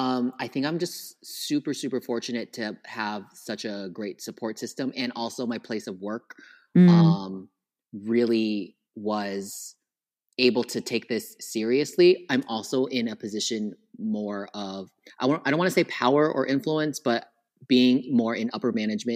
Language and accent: English; Philippines; And on top of that, I'm Filipino. So Filipino time plus island time